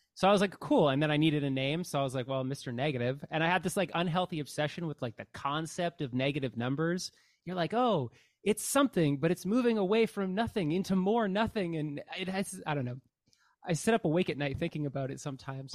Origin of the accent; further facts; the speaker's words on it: Canada; as a Canadian